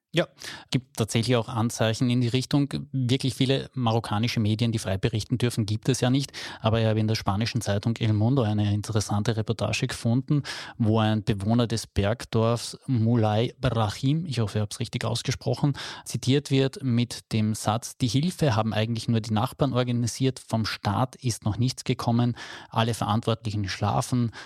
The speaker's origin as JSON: {"language": "German", "region": "Carinthia", "country": "Austria", "said": "bei uns in Kärnten"}